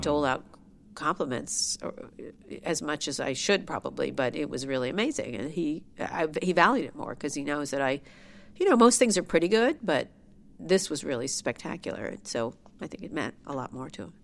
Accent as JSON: {"language": "English", "town": "Princeton", "region": "New Jersey", "country": "United States", "tie": "born or raised there", "said": "I grew up in a beautiful, large home, a gorgeous mansion"}